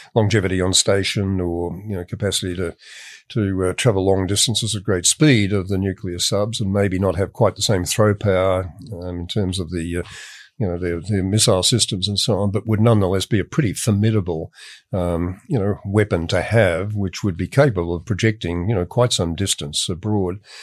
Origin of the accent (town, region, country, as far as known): Australia